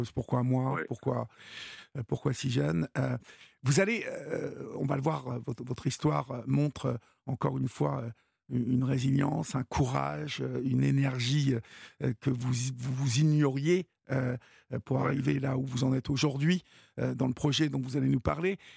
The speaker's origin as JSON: {"language": "French", "town": "Évreux", "region": "Normandy", "country": "France", "said": "Bah voilà. Je suis d'Evreux, donc."}